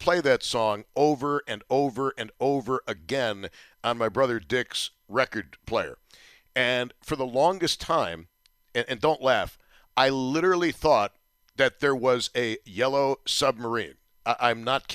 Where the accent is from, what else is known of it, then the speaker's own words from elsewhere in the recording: Buffalo, New York, United States; you knew you were growing up in Buffalo